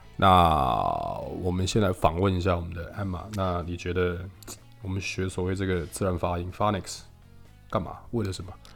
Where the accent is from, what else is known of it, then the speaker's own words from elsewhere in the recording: Taiwan; 我们台湾学的是美语嘛，所以我们的口音其实都是